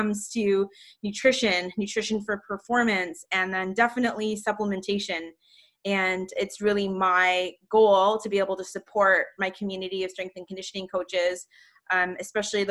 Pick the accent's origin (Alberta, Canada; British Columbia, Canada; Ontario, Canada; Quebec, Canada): Ontario, Canada; Toronto; I'm from Toronto, Canada